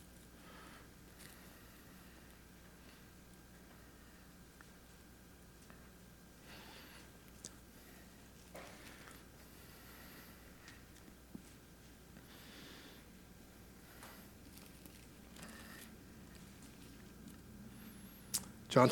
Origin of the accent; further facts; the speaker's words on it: California, United States; now in British Columbia, Canada; I grew up in California